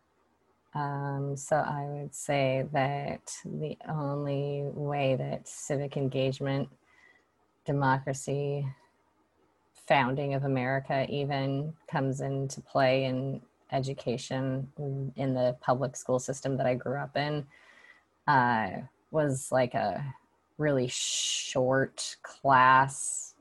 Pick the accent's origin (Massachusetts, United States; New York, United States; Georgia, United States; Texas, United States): Georgia, United States; Atlanta; now in San Francisco, United States; I live in San Francisco, and I grew up in Atlanta, Georgia.